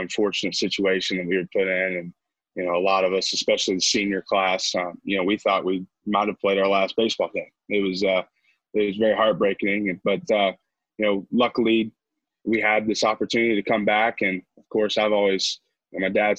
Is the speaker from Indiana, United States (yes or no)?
yes; Indiana, United States; moved away as an adult; I'm from Indiana, so our high school field